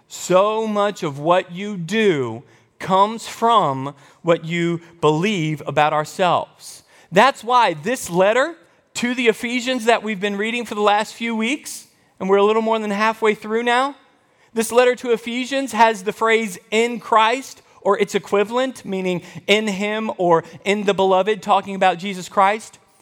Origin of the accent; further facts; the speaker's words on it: United States; I am an American.